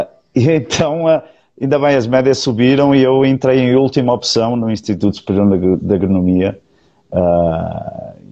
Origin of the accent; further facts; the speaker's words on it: Portugal; now in Brazil; eu, eu, já, eu já me esqueci quase do, do linguajar português